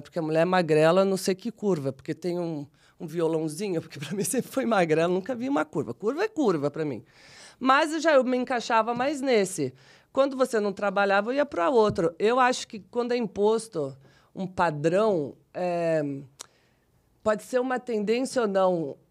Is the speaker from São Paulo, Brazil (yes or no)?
yes; São Paulo, Brazil; eu venho de uma família simples, né? Da periferia de São Paulo. Nasci no Jardim Selma